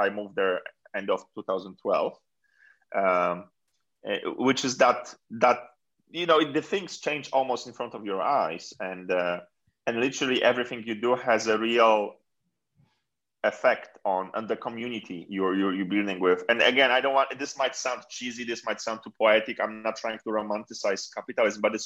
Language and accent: English; Poland; moved away; I come from Poland